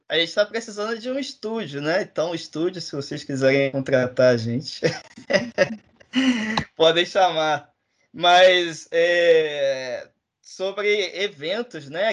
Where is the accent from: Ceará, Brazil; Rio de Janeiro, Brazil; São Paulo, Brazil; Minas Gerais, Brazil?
Rio de Janeiro, Brazil; Duque de Caxias; eu sou de Caxias